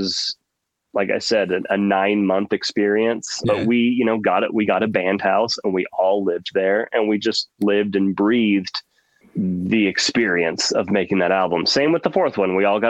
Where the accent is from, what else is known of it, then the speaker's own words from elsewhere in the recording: Oklahoma, United States; I grew up in Oklahoma, and it's landlocked.